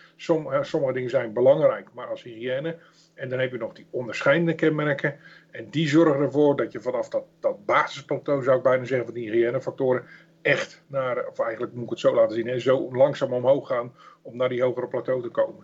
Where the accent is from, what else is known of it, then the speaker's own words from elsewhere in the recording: Netherlands; Zeker als Hollanders